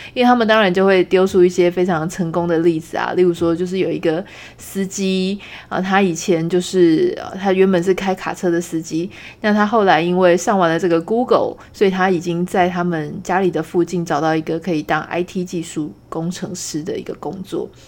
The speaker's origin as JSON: {"language": "Chinese", "country": "Taiwan", "said": "我们是台湾人"}